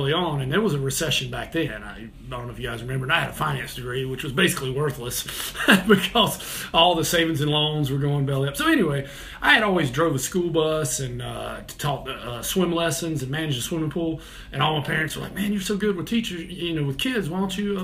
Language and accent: English; Kernersville, North Carolina, United States; moved away as an adult; also born or lived in Greensboro, North Carolina; now in Charlotte, United States; I came down to Charlotte to teach. And man, I'm from a small town, Kernersville